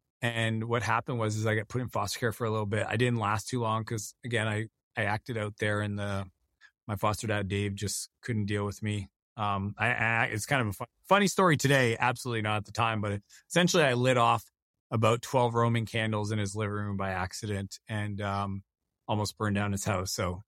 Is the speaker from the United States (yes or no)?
no; Canada; driving around the province I grew up in Canada and just listening to him put deals together.